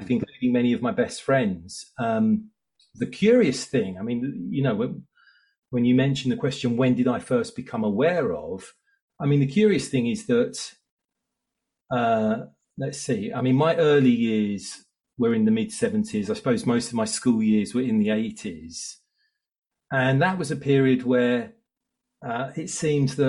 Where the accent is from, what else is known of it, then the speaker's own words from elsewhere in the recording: Southeast Essex, East of England, United Kingdom; I grew up in Southeast Essex with one brother